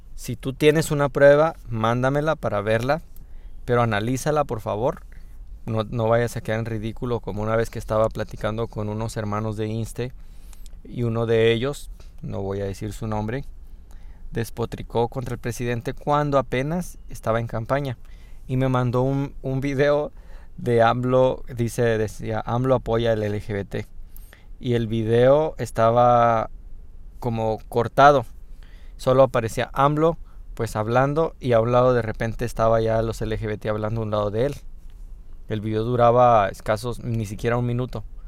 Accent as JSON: {"language": "Spanish", "country": "Mexico"}